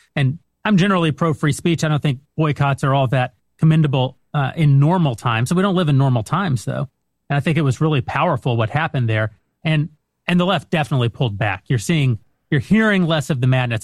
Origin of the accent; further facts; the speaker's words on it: West Texas, United States; I'm from West Texas